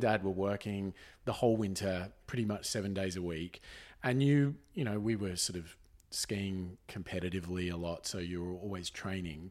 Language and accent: English; Jindabyne, New South Wales, Australia; we grew up in Jindabyne